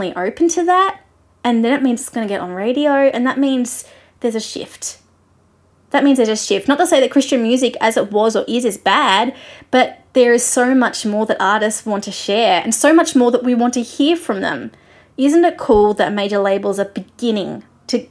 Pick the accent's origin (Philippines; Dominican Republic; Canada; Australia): Australia; your Australian friend